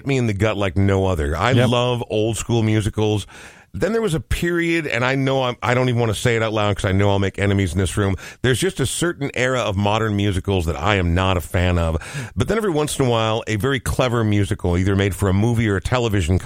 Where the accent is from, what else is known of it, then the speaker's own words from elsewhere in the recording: Coon Rapids, Minnesota, United States; I was growing up in Coon Rapids